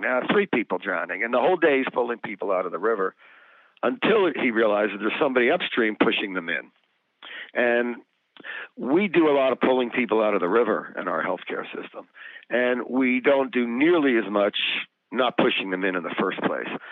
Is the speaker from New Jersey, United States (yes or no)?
yes; New Jersey, United States; when I was growing up in New Jersey